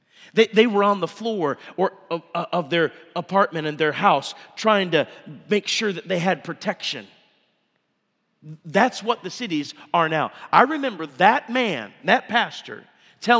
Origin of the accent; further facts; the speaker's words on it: Minneapolis, Minnesota, United States; also born or lived in Indiana / Coon Rapids, Minnesota; I grew up right downtown Minneapolis, Minnesota, and then up into Coon Rapids in a suburb